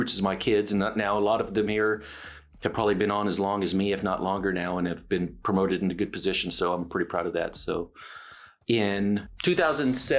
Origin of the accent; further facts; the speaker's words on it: San Antonio, Texas, United States; moved away as an adult; now in Dallas, United States; I grew up in San Antonio. I've been here in Dallas since I was 23